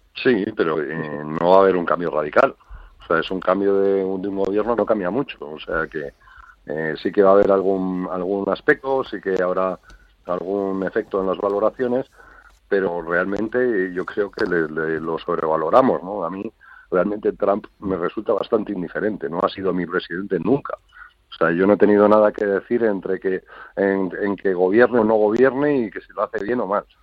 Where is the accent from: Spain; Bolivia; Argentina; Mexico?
Spain; a nosotros en España